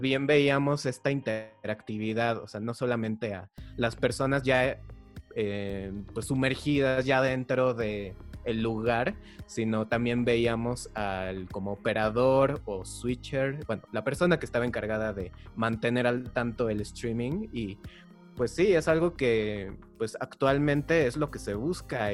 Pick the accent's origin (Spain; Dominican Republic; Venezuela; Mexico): Mexico; nosotros somos de México